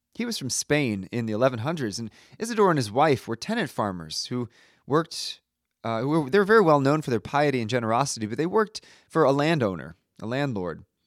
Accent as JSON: {"language": "English", "country": "United States", "also_born_or_lived": "Italy", "said": "as an American"}